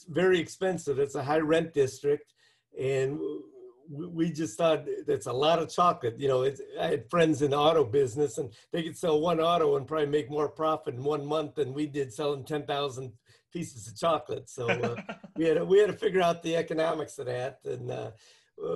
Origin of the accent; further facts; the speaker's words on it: Cleveland, Ohio, United States; moved away as an adult; now in Bowling Green, United States; when we first moved to Bowling Green, we're from Cleveland, Ohio originally. In 1992, we moved here